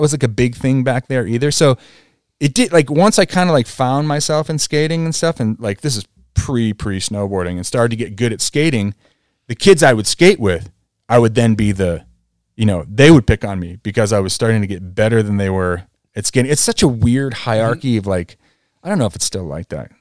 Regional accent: New England, United States; moved away; also born or lived in Vail; me growing up in New England

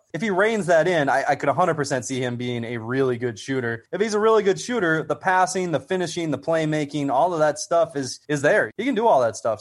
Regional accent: Iowa, United States; the guy from my home state, Muscatine, Iowa's finest

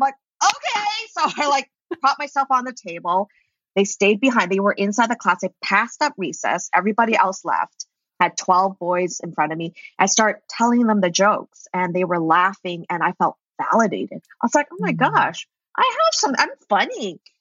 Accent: Vancouver, British Columbia, Canada; moved away as an adult; also born or lived in New York; I'm actually from Vancouver, BC, in Canada. And I was like, okay, I'm moving to New York.

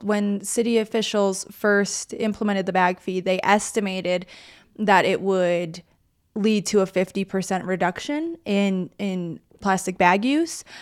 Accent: Colorado, United States; I grew up in Colorado

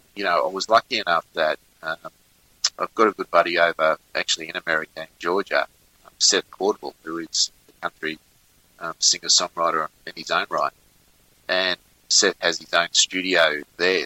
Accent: Richmond, New South Wales, Australia; now in Melbourne, Australia; my hometown of Richmond in New South Wales. Uh, I'm originally from New South Wales

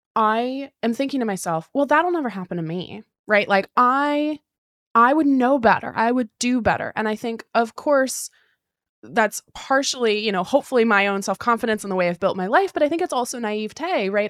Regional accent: Pacific Northwest, United States; was born and raised in the Pacific Northwest

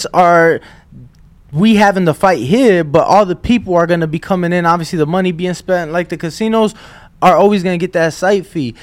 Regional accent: Chicago, Illinois, United States; I'm from Chicago.

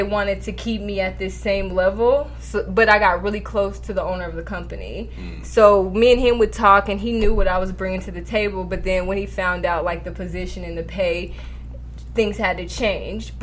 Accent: New York City, New York, United States; I'm from Park Hill

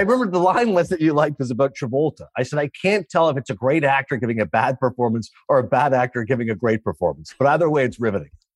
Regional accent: Canada; As a Canadian

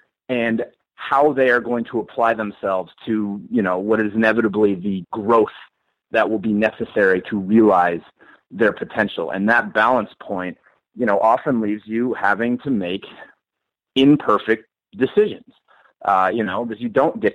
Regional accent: Boston, Massachusetts, United States; I grew up in Boston and I was born in 1979.

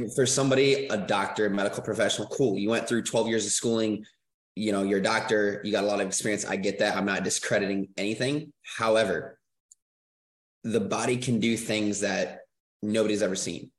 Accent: Michigan, United States; moved away; I'm originally from Michigan

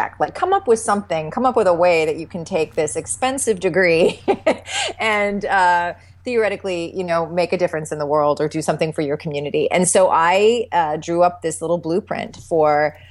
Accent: the Canadian prairies, Canada; moved away as an adult; now in California, United States; I grew up in this, you know, on the prairies in Canada, you know, rural upbringing

